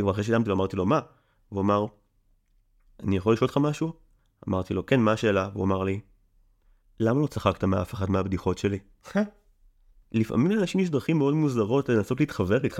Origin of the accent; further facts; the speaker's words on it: Israel; אני במקור קיבוצניק